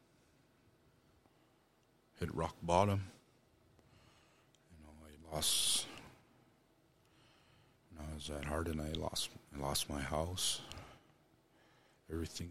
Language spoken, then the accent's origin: English; Pryor, Montana, United States; also born or lived in Billings, Montana / Hardin, Montana; I grew up in Pryor, Montana. That's where I was raised